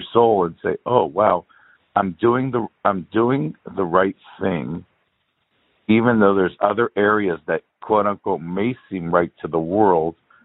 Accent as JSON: {"language": "English", "town": "Los Angeles", "region": "California", "country": "United States", "tie": "born or raised there", "said": "I was born in L.A."}